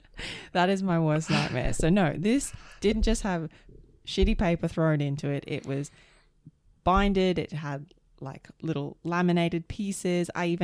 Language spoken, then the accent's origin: English; United States; I didn't necessarily need it either because I'm an American.